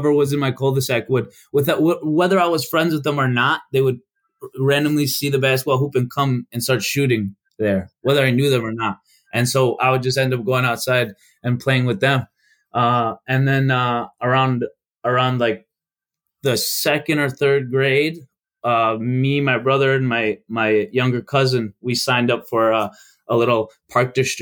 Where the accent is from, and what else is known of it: Chicago, Illinois, United States; born or raised there; first language Albanian; English is a second language; also born or lived in North Macedonia